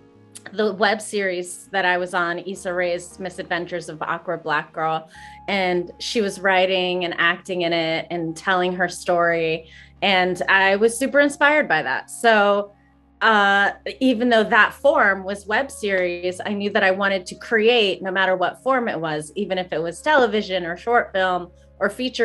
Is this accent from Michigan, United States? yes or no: no; Greensburg, Pennsylvania, United States; moved away; my hometown of Greensburg, Pennsylvania